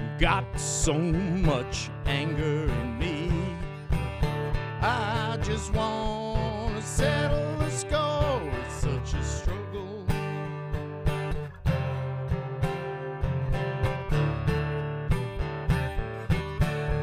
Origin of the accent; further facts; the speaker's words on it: Boston, Massachusetts, United States; moved away as an adult; also born or lived in Michigan; now in Maine, United States; I grew up in Boston and lived all over the place. Spent a lot of time in Michigan and on the road, but came back to Boston eventually, and then we moved up to Maine.